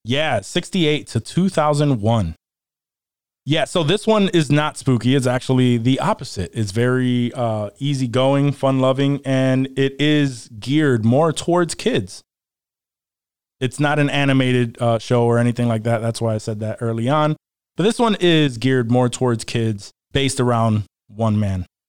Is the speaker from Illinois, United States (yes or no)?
no; Rochester, New York, United States; I am from Rochester, New York, and I've been here my entire life